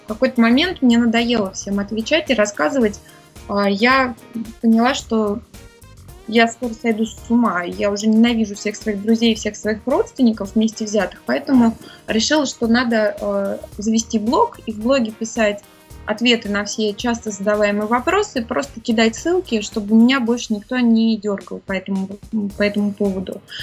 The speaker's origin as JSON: {"language": "Russian", "region": "Moscow", "country": "Russia", "tie": "born or raised there", "moved": "as an adult", "lives_now": "Singapore", "said": "я родилась в Москве"}